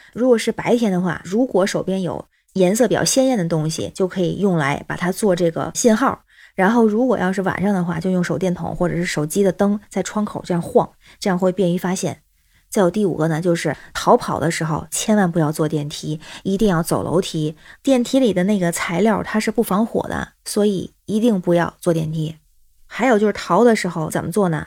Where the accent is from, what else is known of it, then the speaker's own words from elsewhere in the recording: Tianjin, China; now in Beijing, China; 我是天津人，现在北京